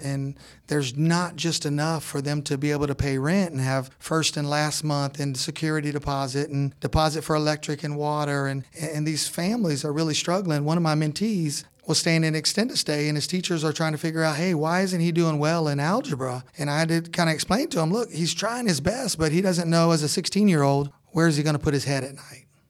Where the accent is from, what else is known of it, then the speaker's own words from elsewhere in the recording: Orlando, Florida, United States; moved away as an adult; now in northeast Georgia, United States; We're from Orlando, Florida